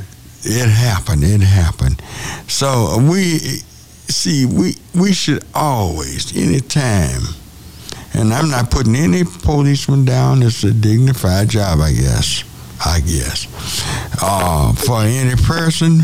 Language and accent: English; Hearne, Texas, United States; my hometown